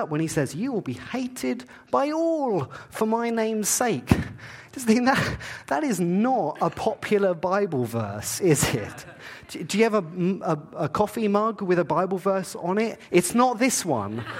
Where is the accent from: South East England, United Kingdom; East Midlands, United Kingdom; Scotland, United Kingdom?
South East England, United Kingdom; Eastbourne; now in Canada; I grew up in England. I grew up in a place called Eastbourne. It's near Brighton, very south coast against the channel of England.